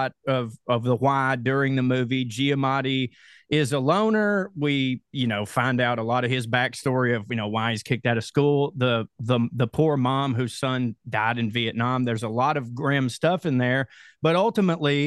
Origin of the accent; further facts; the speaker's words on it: Chickamauga, Georgia, United States; I'm from Chickamauga, Georgia